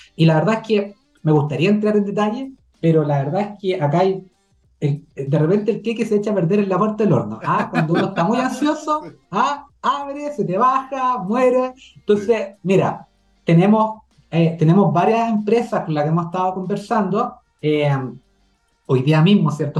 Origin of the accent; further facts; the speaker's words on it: Chile; como chilenos y chilenas